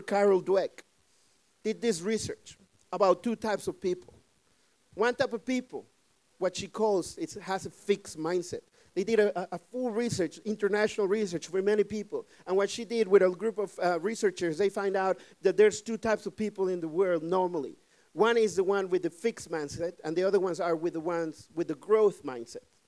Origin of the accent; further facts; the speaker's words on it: Mexico; English is a second language; now in Netherlands; I'm, I'm from Mexico. I, I always say it. I'm from Mexico